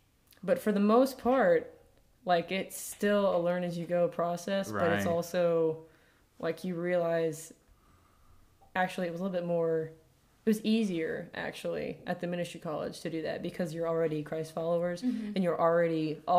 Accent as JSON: {"language": "English", "region": "Virginia", "country": "United States", "said": "We're from Virginia originally, okay."}